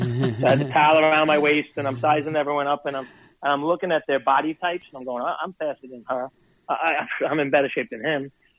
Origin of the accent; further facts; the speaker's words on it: Brooklyn, New York, United States; accent: Brooklyn; now in Rockaway Beach, New York; The accent comes to you from Brooklyn, New York, baby.